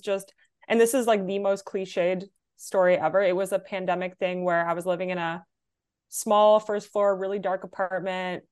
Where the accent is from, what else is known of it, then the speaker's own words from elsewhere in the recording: Ottawa, Ontario, Canada; moved away as an adult; also born or lived in Davis, California; now in New York, United States; I was born in California, um, but I grew up in Canada pretty much my entire life.